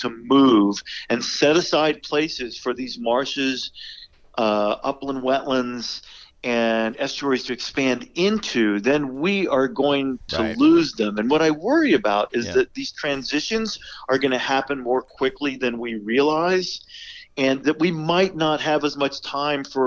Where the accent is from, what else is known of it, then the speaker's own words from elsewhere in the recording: Virginia Peninsula, United States; I grew up on the Virginia Peninsula